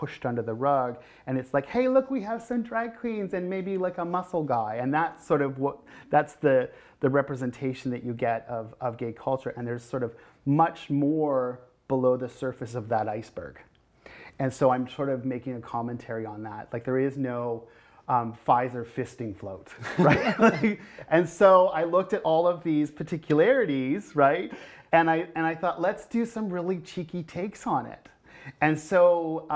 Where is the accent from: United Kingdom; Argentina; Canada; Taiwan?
Canada; North Bay, Ontario; moved away; first time here in North Bay in my hometown